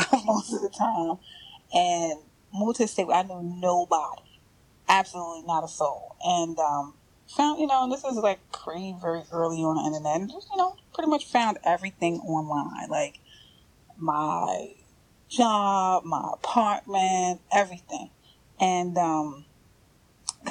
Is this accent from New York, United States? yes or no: yes; New York City, New York, United States; moved away; I'm from New York. I'm from Brooklyn.